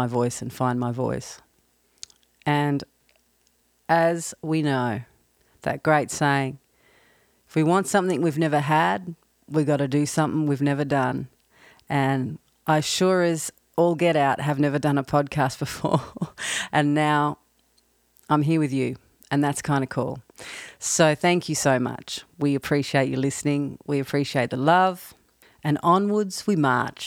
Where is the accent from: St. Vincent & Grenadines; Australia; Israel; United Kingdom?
Australia; now in Nashville, United States; I'm based in Nashville, although I'm from Australia